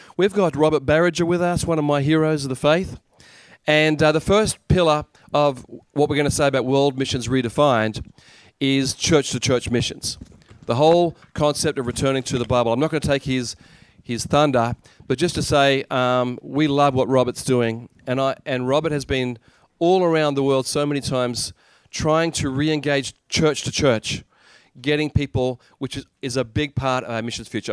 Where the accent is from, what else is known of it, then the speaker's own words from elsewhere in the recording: Australia; moved away as an adult; now in Japan; I'm actually from Australia.